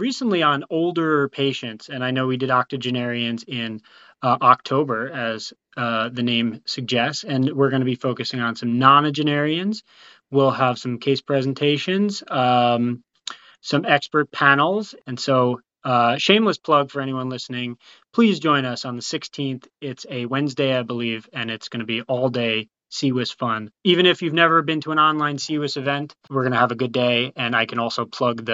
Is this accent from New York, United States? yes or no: yes; New York, United States; moved away as an adult; also born or lived in Michigan / Stanford, California; now in Scottsdale, United States; I am from New York originally and did my residency at Northwell Health, which is actually the same system I was born